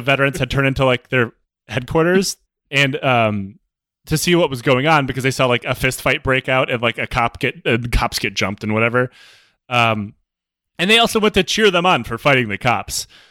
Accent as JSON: {"language": "English", "region": "Michigan", "country": "United States", "said": "I'm from Michigan."}